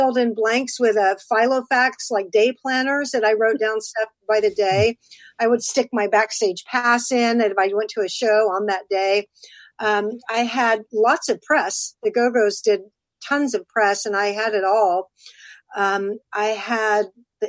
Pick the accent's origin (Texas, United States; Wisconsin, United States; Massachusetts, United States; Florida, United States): Texas, United States; I'm from Texas